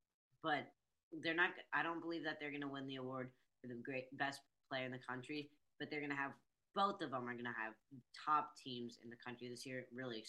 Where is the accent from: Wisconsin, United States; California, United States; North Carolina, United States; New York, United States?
North Carolina, United States; Durham; Obviously, we're from Durham.